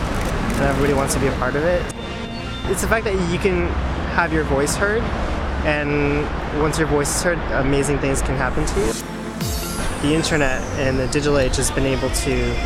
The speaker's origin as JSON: {"language": "English", "country": "Canada", "tie": "born or raised there", "said": "I'm Canadian, yeah. Homebred"}